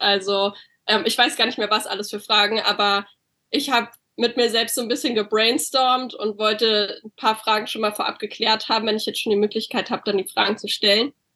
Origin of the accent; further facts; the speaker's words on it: Berlin, Germany; moved away as an adult; now in California, United States; ich wohne derzeit in Kalifornien. Ähm, ich komme aber ursprünglich aus Berlin